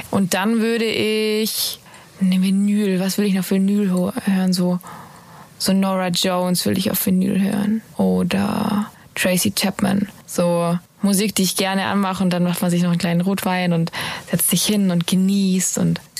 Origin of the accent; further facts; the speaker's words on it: Ravensburg, Baden-Württemberg, Germany; Ravensburg, Ravensburg, Ravensburg, meine Heimat.